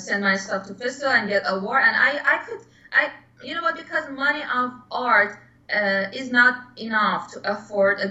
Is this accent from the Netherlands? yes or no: no; Iran; English is a second language; moved away as an adult; also born or lived in Philadelphia; now in New York, United States; last year, I immigrated from Iran to Philadelphia